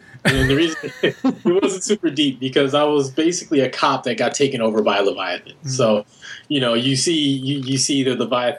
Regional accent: Carson, California, United States; now in Vancouver, Canada; I'm originally from Carson, California, which is a suburb of Los Angeles. And I currently live in Vancouver, B.C.

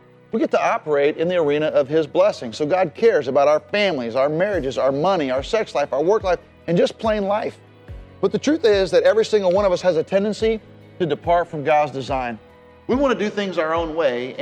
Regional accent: Jacksonville, Florida, United States; I grew up in Jacksonville where our families planted a church together

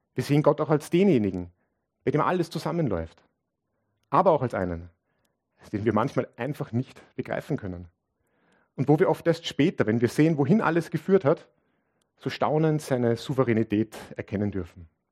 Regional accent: Linz, Upper Austria, Austria; ich bin aus Linz

